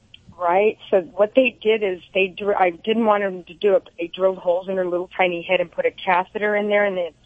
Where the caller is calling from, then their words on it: Santa Clarita, California, United States; Santa Clarita.